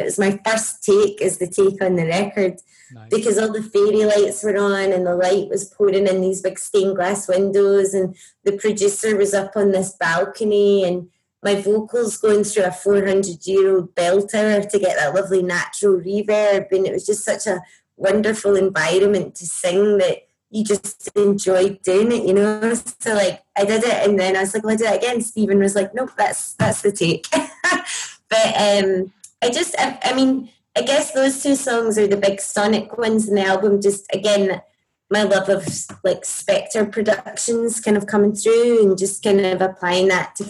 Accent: Scotland, United Kingdom; accent: Scottish; I mean, my talking accent is very broad, so I don't know how I would hide it, to be honest.

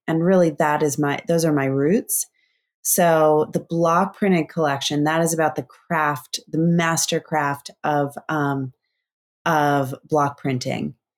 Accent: East Coast, United States; also born or lived in Bend, Oregon; now in Sausalito, United States; I grew up on the East Coast

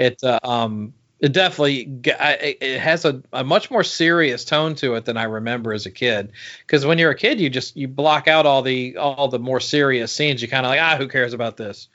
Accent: Georgia, United States; when we were growing up in Georgia

